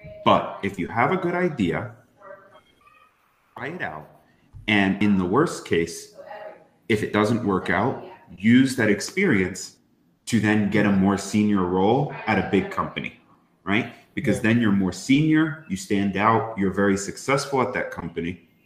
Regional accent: East Coast of the United States, United States; I grew up on the East Coast of the United States

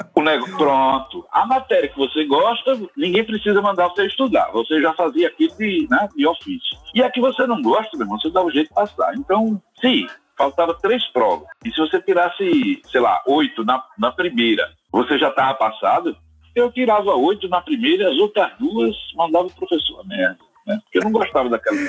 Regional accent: Sergipe, Brazil; eu sou sergipano

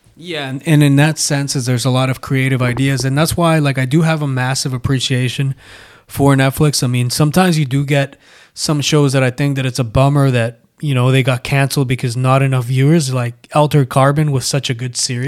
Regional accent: Canada; we grew up in Canada

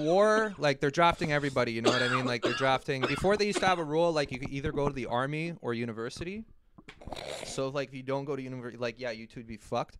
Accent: Brooklyn, New York, United States; oh, hey guys, I'm from Brooklyn, USA.

